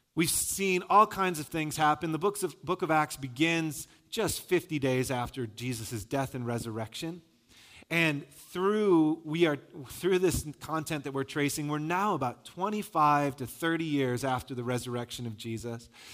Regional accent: Michigan, United States; I'm from Michigan

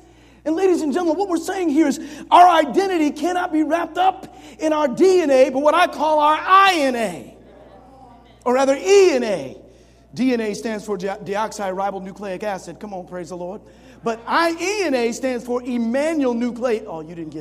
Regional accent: Springfield, United States; When I grew up in Springfield

